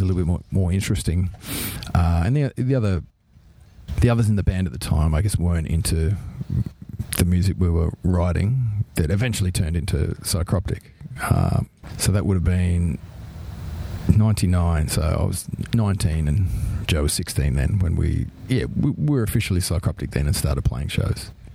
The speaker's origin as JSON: {"language": "English", "country": "Australia"}